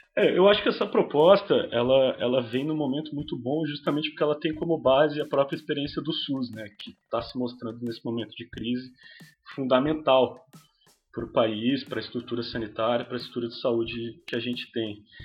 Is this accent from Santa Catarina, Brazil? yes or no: yes; Florianópolis, Santa Catarina, Brazil; eu sou de, de Florianópolis, na verdade, é da região metropolitana.